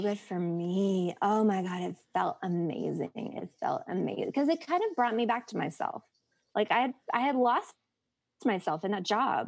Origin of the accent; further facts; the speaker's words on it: the South, United States; growing up in the South